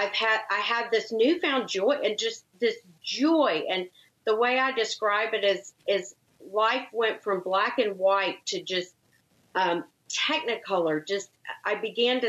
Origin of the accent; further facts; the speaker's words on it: Longview, Texas, United States; moved away as an adult; I grew up in a small town called Longview, Texas. So an East Texas town.